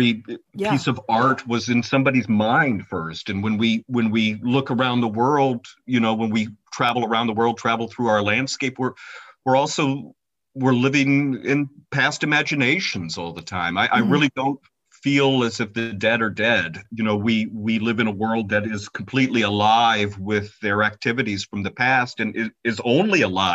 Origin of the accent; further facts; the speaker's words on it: Cincinnati, Ohio, United States; moved away as an adult; also born or lived in Detroit, Michigan; now in Ypsilanti, United States; I was born and raised in Cincinnati, Ohio